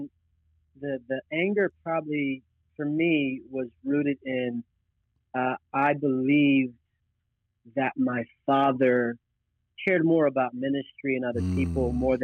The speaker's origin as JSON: {"language": "English", "town": "Philadelphia", "region": "Pennsylvania", "country": "United States", "tie": "born or raised there", "said": "I'm from Philadelphia, born and raised"}